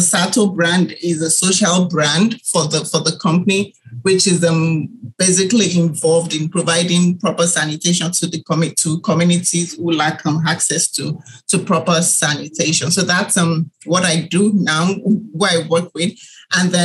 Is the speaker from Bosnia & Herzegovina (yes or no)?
no; Nigeria; I was born in Nigeria, and I grew up as the only girl in a family of five